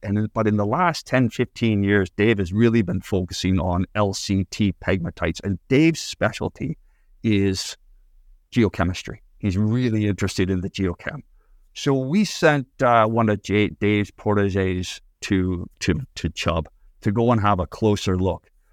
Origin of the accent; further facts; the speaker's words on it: Canada; moved away; also born or lived in Northern Ireland; I, I grew up in Canada